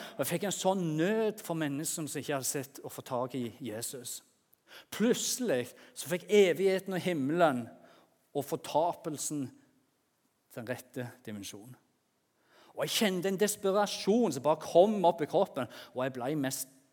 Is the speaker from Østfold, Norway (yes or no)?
no; Jæren, Rogaland, Norway; moved away; der på Jæren som jeg kommer fra